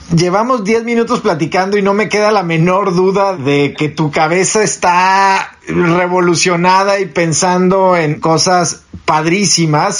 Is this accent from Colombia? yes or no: no; Mexico; moved away as an adult; also born or lived in Chicago, United States; now in Washington, United States; soy fronterizo